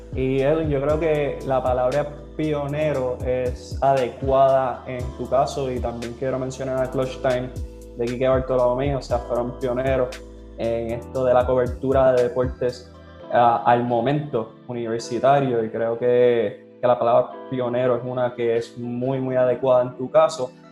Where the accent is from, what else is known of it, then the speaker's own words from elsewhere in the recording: Trujillo Alto, Puerto Rico; yo soy de Trujillo Alto, Puerto Rico, pero yo muchas veces digo que soy de Caguas